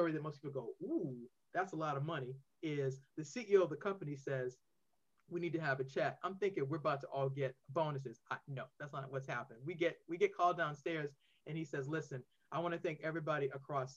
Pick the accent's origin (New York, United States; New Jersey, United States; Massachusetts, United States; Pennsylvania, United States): Massachusetts, United States; Boston; now in Maryland, United States; I'm originally from Boston. I now reside in Maryland